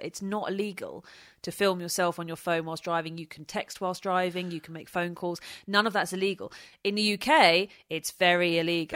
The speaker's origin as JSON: {"language": "English", "area": "Kent", "region": "South East England", "country": "United Kingdom", "said": "I'm from Kent"}